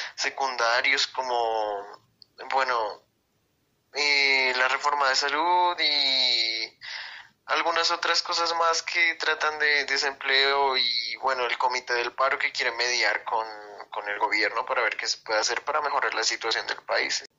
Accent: Bogotá, Colombia; Soy de la ciudad de Bogotá, Colombia

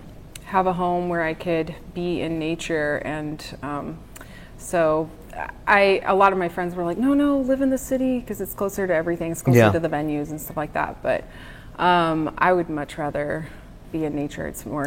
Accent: Knoxville, Tennessee, United States; also born or lived in Brooklyn / Northern California; now in Nashville, United States; Brings me back to my childhood, growing up in Knoxville, Tennessee

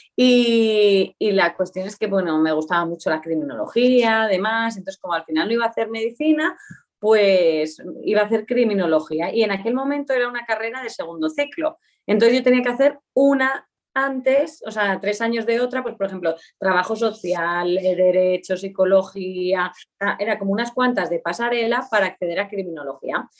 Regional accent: Aínsa, Aragon, Spain; moved away; also born or lived in Soria; nací, oficialmente nací en el Hospital de Huesca, pero mis primeros años de vida fueron en Ainsa, un pueblo que está en el Pirineo aragonés

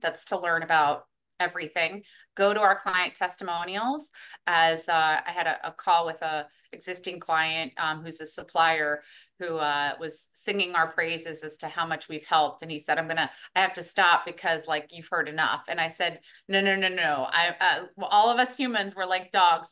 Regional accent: New York, United States; was born in New York

